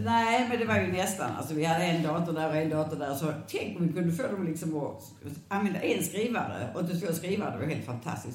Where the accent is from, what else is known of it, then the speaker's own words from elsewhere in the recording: Landskrona, Skåne, Sweden; now in Lund, Sweden; Jag är född i Landskrona